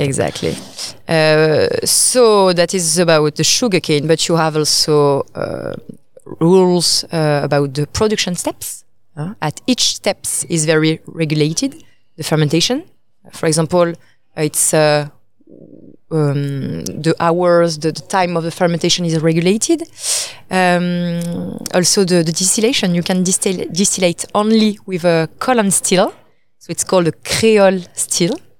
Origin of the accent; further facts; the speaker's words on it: Paris, Île-de-France, France; also born or lived in Italy; I'm French. I come from Paris